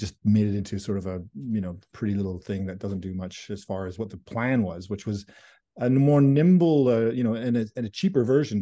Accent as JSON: {"language": "English", "town": "Surrey", "region": "British Columbia", "country": "Canada", "tie": "born or raised there", "also_born_or_lived": "Fraser Valley", "said": "I grew up in the Valley and Surrey."}